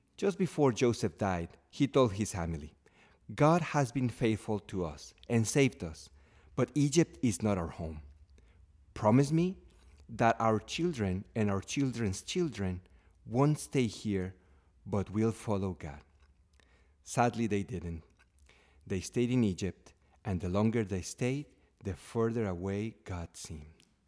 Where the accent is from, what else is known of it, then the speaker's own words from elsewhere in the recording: Mexico; moved away as an adult; now in United States; I, uh, left my home country, Mexico, uh, to live here in the United States